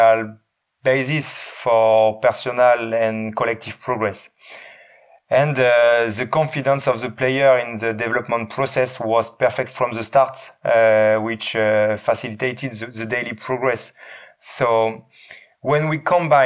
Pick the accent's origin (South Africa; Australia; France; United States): France; Lille, Hauts-de-France; English is a second language; moved away as an adult; now in Leeds, United Kingdom; I was born in Lille. I did all my studies in Lille. I worked 14 years